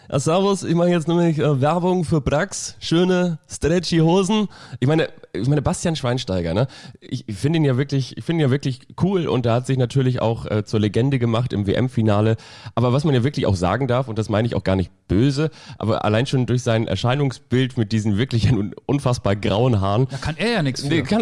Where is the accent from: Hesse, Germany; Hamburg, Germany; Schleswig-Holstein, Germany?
Schleswig-Holstein, Germany; Kiel; ich bin ja in, im Großraum Raum von Kiel aufgewachsen.